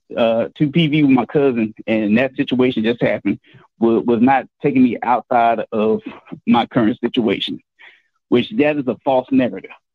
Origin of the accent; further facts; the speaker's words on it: Houston, Texas, United States; I'm from Texas, where George Floyd is at, uh, from Houston area